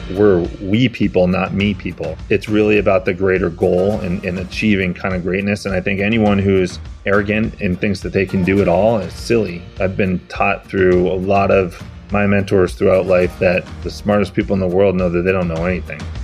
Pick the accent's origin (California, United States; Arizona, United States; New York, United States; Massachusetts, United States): Massachusetts, United States; I grew up in Massachusetts